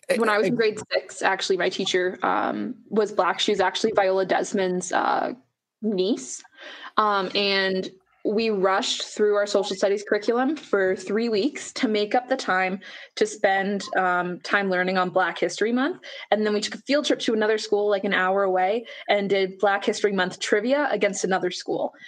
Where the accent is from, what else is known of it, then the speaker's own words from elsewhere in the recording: Nova Scotia, Canada; now in Alberta, Canada; I grew up in Nova Scotia before I moved to Alberta